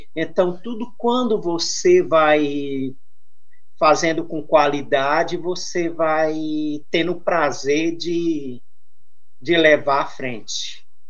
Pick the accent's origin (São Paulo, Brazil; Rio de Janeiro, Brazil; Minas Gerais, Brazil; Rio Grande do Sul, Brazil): São Paulo, Brazil; Santos; Eu sou de Santos, litoral paulista